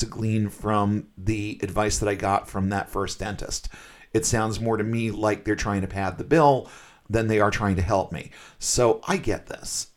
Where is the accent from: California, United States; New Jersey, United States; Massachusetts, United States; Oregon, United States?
Massachusetts, United States; I'm from Massachusetts